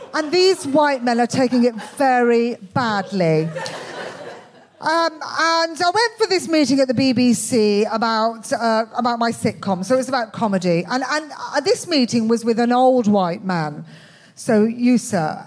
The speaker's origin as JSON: {"language": "English", "town": "Birmingham", "region": "West Midlands", "country": "United Kingdom", "tie": "born or raised there", "accent": "Birmingham", "moved": "as an adult", "said": "I was brought up in Birmingham. Um, obviously, I, I, don't live there anymore"}